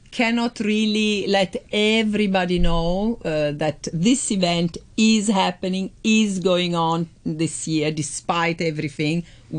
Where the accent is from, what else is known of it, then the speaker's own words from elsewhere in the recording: Milan, Lombardy, Italy; moved away; I grew up in Milano.